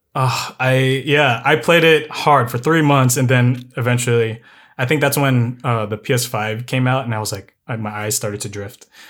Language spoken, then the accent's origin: English; San Diego, California, United States; also born or lived in Midwest; I grew up in San Diego